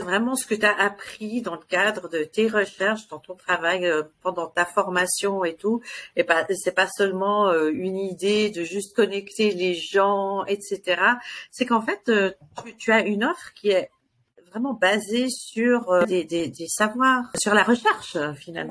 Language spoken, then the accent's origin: French; United States; now in Switzerland; j'ai grandi aux États-Unis